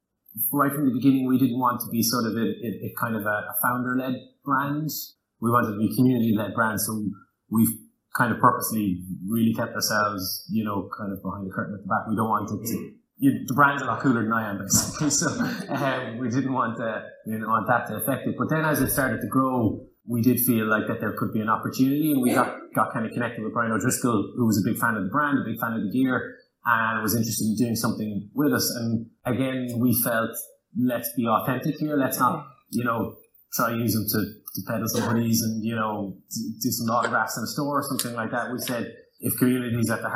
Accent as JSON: {"language": "English", "town": "Cork", "region": "Munster", "country": "Ireland", "said": "we're from Cork"}